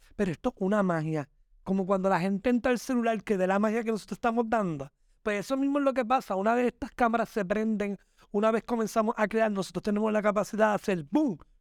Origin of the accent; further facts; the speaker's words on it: Puerto Rico; Yo simplemente soy un trabajador puertorriqueño